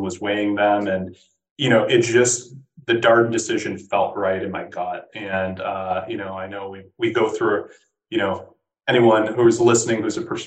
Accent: Midwest, United States; being a Midwesterner and having a lot of Midwestern network

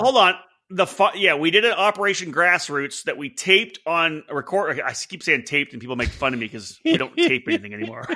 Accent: Canada; I'm, I'm Canadian

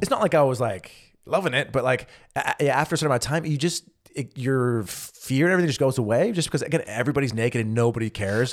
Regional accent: California, United States; moved away as an adult; also born or lived in Missouri; now in Germany; I'm from California

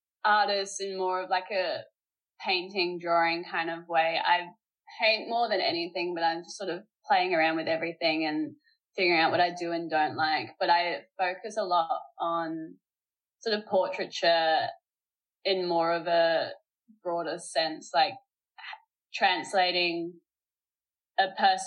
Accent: McLaren Vale, South Australia, Australia; also born or lived in Port Noarlunga; No, I live sort of down south. I live sort of Port Noarlunga way, and I was born in McLaren Vale, so 20 years, born and bred.

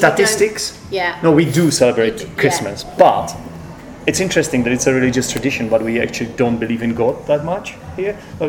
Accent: Czechia; Because we used to be Czech.

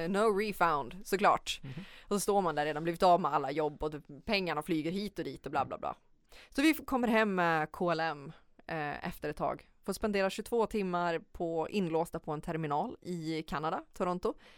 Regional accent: Sweden; som svensk eller vit

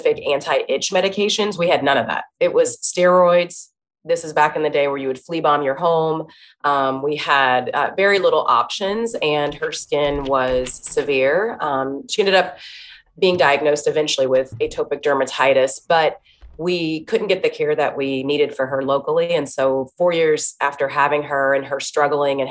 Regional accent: Dayton, Ohio, United States; I'm from Dayton, Ohio. It's a city, but a smaller size city. And I went to a small Christian school

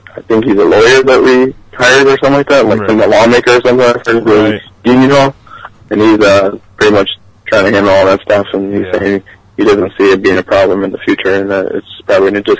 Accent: Chicago, Illinois, United States; I'm from Chicago

